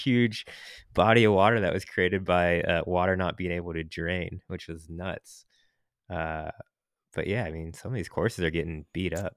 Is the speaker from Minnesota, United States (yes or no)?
no; Seattle, Washington, United States; now in San Francisco, United States; I'm from Seattle